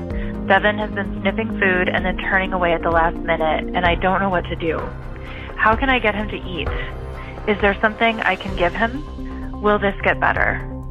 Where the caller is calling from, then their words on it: Seattle, Washington, United States; I'm calling from Seattle, Washington.